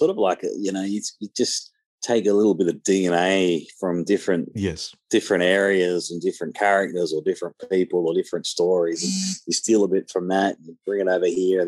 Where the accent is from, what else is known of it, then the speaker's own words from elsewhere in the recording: Penrith, New South Wales, Australia; in my hometown in Penrith